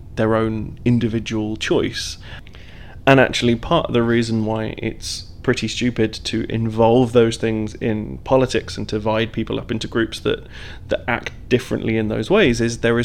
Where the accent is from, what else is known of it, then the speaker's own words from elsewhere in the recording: Devon, South West England, United Kingdom; also born or lived in East London; now in London, United Kingdom; I grew up in Devon and moved to East London and have lived in East London for years now and work there